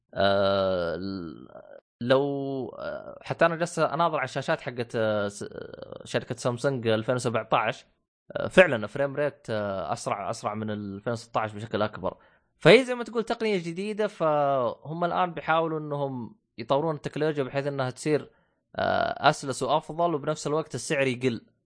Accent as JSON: {"language": "Arabic", "country": "Saudi Arabia", "said": "عندنا في السعودية"}